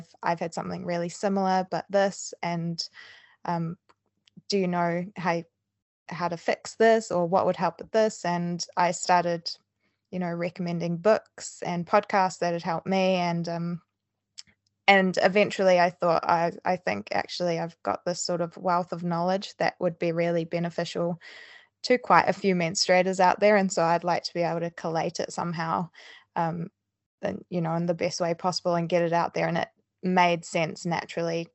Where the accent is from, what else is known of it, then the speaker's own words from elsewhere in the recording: New Zealand; moved away as an adult; now in Bristol, United Kingdom; I'm originally from New Zealand, so that's where my accent's from